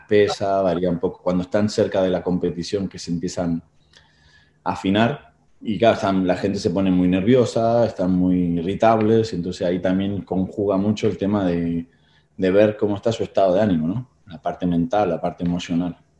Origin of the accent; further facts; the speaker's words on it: Tigre, Buenos Aires Province, Argentina; moved away as an adult; now in Spain; nací en Buenos Aires, Argentina, allá en 1976